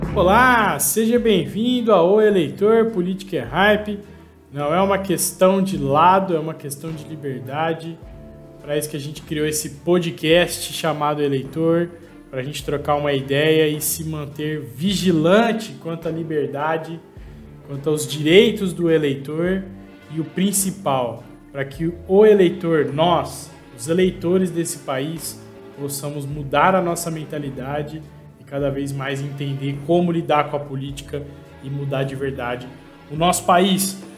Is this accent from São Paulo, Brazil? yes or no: yes; Ribeirão Preto, São Paulo, Brazil; Sou de Ribeirão Preto